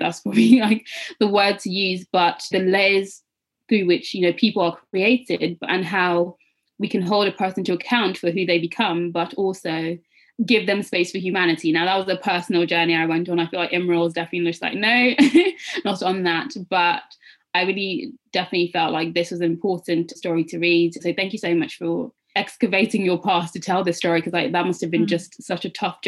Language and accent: English; Nigeria; particularly as a Nigerian West African person reading this story